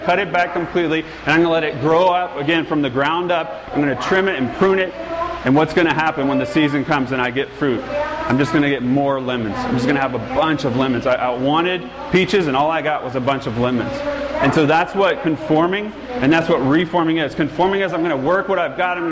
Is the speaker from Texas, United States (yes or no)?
no; Georgia, United States; moved away as an adult; now in California, United States; I'm from Georgia